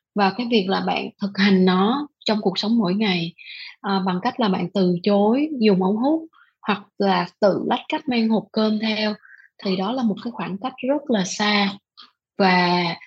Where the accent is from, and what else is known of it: Vietnam